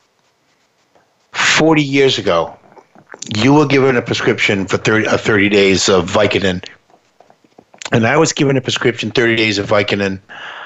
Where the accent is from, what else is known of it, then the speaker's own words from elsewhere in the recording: United States; we're from the United States